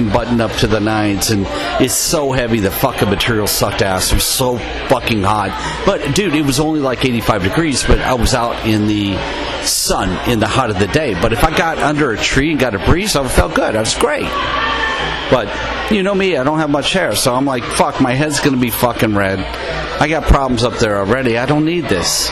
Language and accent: English; United States; I'm an American guy